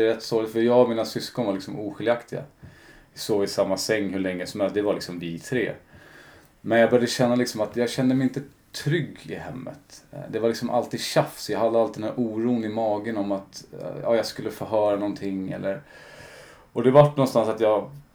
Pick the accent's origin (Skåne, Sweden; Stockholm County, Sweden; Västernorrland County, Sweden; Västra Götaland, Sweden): Stockholm County, Sweden; Stockholm; jag är uppvuxen i Kälvesta